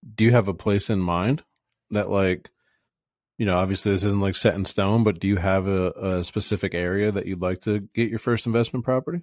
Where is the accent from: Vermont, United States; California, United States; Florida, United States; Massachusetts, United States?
Florida, United States; Fort Myers; moved away as an adult; now in Boise, United States; born and raised in Florida, Fort Myers, Naples area.